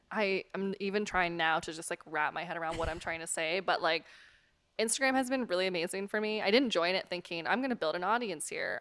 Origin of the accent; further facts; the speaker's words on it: West Coast, United States; moved away as an adult; now in New York, United States; I'm from the West Coast originally